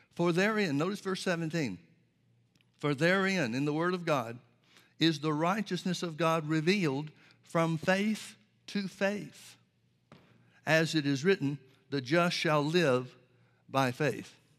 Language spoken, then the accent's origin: English; Birmingham, Alabama, United States; I grew up in the Baptist church, Southern Baptist church in Birmingham, Alabama